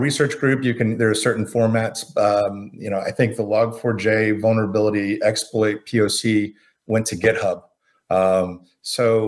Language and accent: English; Florida, United States; I grew up in Florida